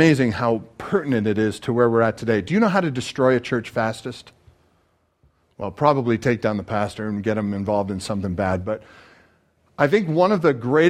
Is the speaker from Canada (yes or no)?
yes; Canada; now in United States; You are looking at a Canadian citizen.